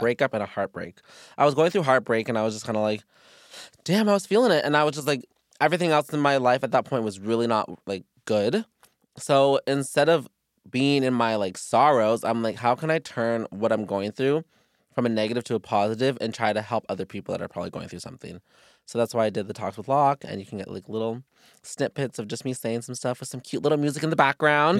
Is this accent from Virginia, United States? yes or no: yes; Virginia, United States; me and my brother were adopted together, we're from Virginia